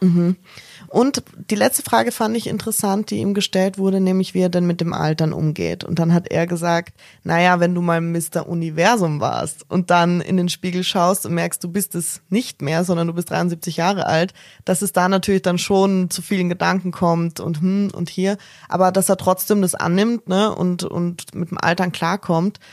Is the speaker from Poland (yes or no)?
no; Styria, Austria; Als Österreicherin